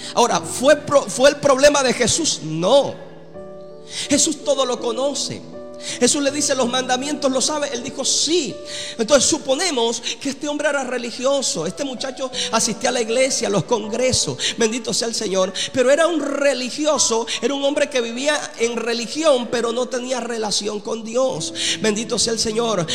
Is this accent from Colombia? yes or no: yes; Colombia; Y yo soy colombiano también